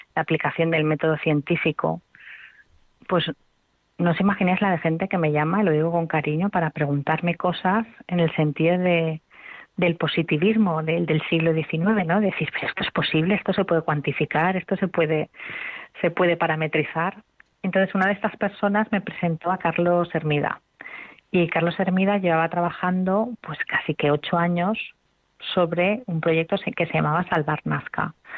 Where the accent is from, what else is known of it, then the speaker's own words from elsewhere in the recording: Spain; yo como, como española y que, y que amo mi lengua